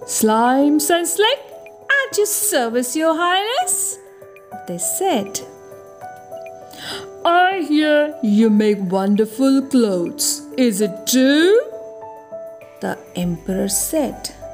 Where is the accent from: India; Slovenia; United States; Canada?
India; from India. I am a kindergarten teacher by profession